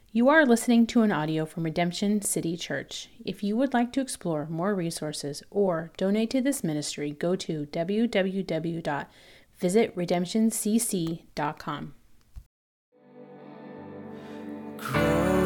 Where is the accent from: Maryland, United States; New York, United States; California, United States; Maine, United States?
California, United States; now in Oregon, United States; I'm originally from California